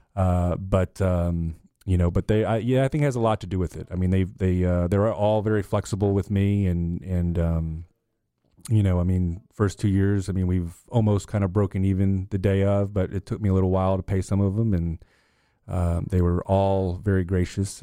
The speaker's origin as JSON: {"language": "English", "area": "Loudoun County", "region": "Northern Virginia", "country": "United States", "tie": "born or raised there", "moved": "yes", "said": "I grew up on two hundred eighty acres in Loudoun County"}